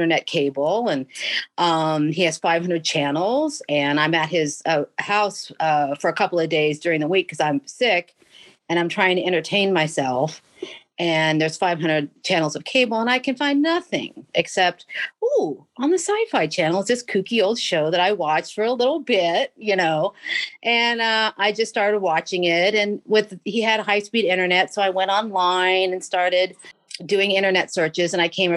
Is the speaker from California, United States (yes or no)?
no; Kansas, United States; I grew up in Kansas